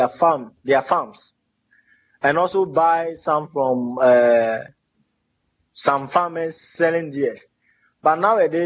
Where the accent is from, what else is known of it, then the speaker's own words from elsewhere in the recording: Peki, Volta, Ghana; Peki Ajokwe is the name of my hometown. It is located along the Eastern Corridor Road, formerly known as the Kpandu-Hokwe Road in the Volta region of Ghana, West Africa.